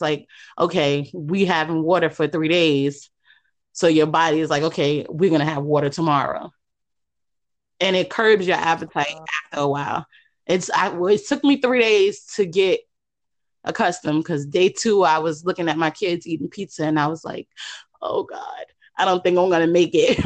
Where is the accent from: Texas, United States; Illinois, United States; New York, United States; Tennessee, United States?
New York, United States; New York City; now in Virginia, United States; I'm originally from Queens